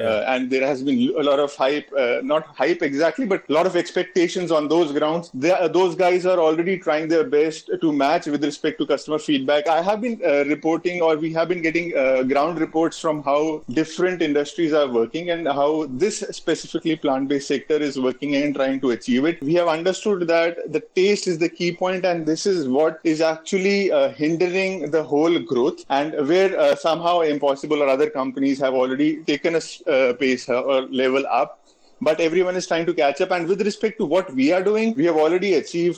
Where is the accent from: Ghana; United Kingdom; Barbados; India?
India; being an Indian